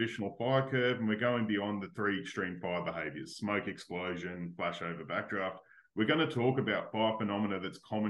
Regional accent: Australia; being Australian

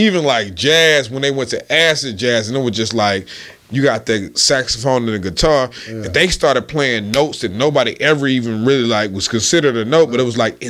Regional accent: Forest City, Arkansas, United States; Well, I'm from Little Rock. I'm from Forest City. We hear the difference in the dialect.

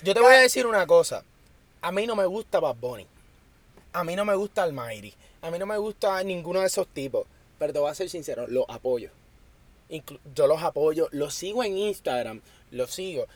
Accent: Puerto Rico; Yo que soy puertorriqueño

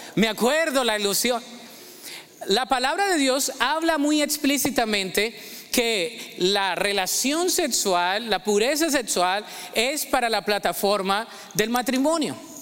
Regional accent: Ibagué, Tolima, Colombia; moved away; Ibagué, de ahí soy.

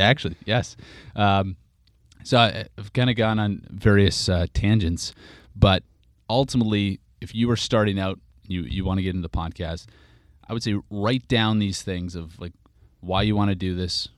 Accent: Regina, Saskatchewan, Canada; moved away as an adult; now in San Francisco, United States; my hometown, of Regina

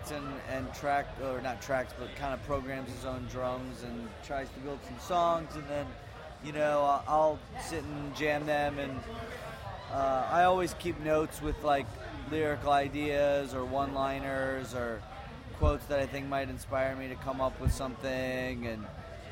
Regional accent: Texas, United States; we're a band from Texas

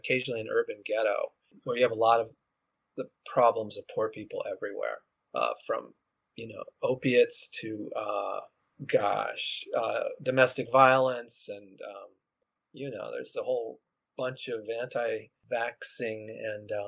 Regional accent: Colorado, United States; now in New York City, United States; I live in New York City, but I'm from Colorado and have family there, lots of family

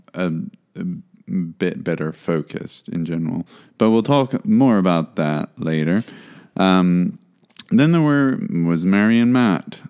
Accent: South Africa; as a South African

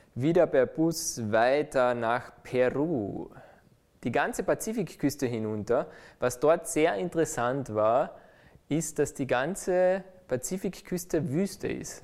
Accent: Austria; als Österreicher

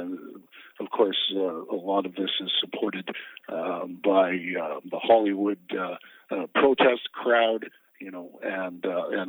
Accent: Canada; as a Canadian is that we don't have the right to cross the border and vote.

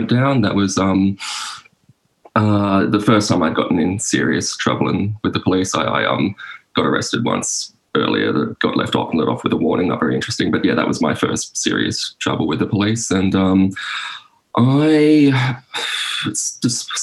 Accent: Sydney, New South Wales, Australia; I'm from Sydney, like inner Western Sydney.

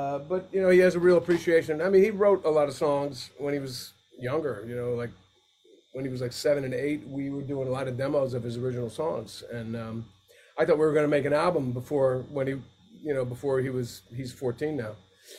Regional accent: New Jersey, United States; I grew up in Jersey for those like formative high school years.

